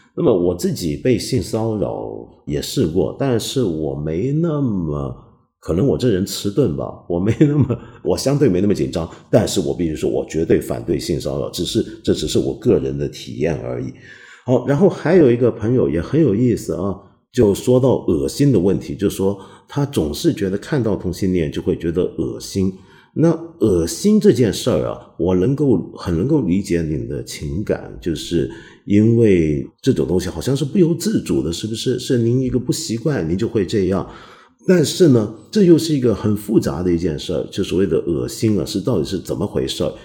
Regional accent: Taiwan; moved away; 我不是小时候在台湾念书吗？我很记得在台湾上中学那会啊

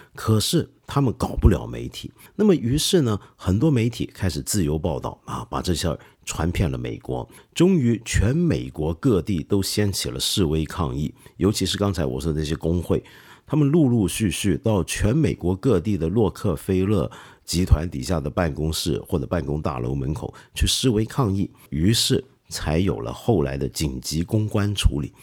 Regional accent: China; 我们中国人

